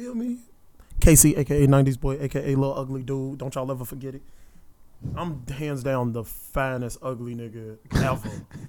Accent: Midwest, United States; I'm from the Midwest. I'm a Midwest, baby.

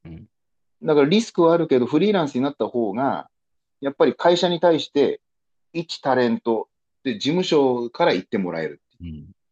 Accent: Okinawa, Japan; moved away as an adult; also born or lived in Miyako Island; now in Tokyo, Japan; 沖縄に生まれ育った

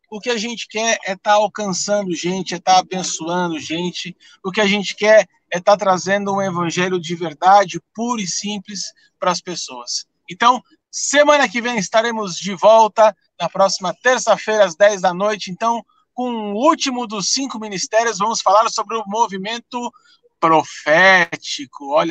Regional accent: São Paulo, Brazil; now in Curitiba, Brazil; quando eu saí de São Paulo, a questão da nomenclatura e a forma como se trata pastores aqui em Curitiba foi um pouco diferente da nossa realidade aí de São Paulo, né?

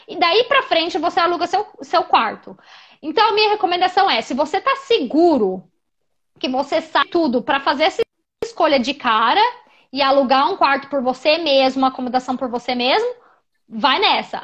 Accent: Brazil; moved away as an adult; now in South Africa; eu sou brasileira

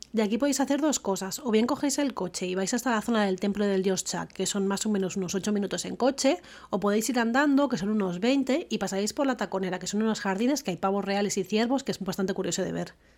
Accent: Barcelona, Catalonia, Spain; Jordi y yo, que somos de Barcelona

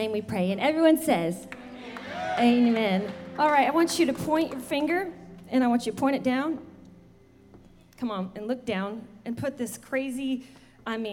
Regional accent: the South, United States; I'm from the South

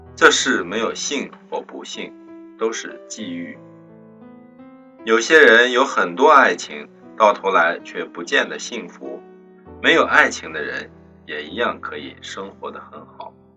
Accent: China; 明天是七夕，是我们中国人的情人节

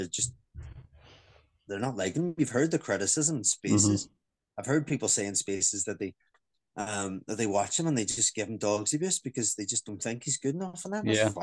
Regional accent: Northern Ireland, United Kingdom; I'm not English. I'm happy to be Northern Irish

